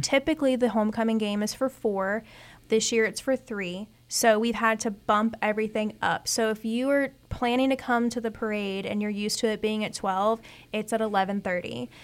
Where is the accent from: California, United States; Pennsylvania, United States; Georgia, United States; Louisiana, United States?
Louisiana, United States; Ponchatoula; I'm from Punchetuula